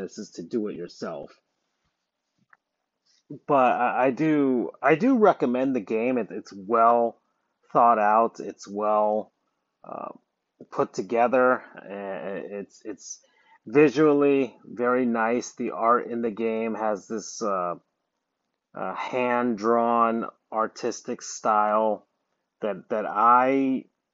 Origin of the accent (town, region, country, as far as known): United States